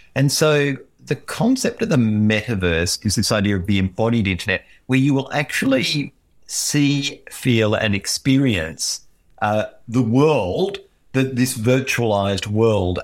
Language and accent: English; Queensland, Australia; moved away; I come from Queensland.